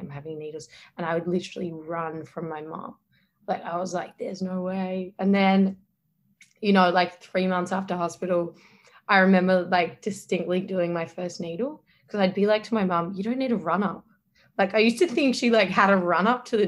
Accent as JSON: {"language": "English", "country": "Australia", "accent": "Australian", "moved": "yes", "lives_now": "New York City, United States", "said": "my Australian accent"}